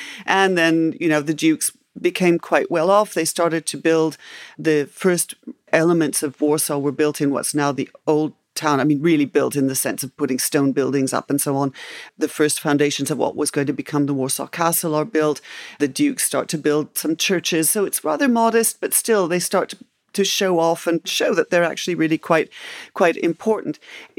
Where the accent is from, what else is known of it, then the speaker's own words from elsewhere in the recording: Canada; born there; also born or lived in England; And when I grew up, and I was born in Canada and spent a lot of my life in England, so I heard the sort of typical things about Poland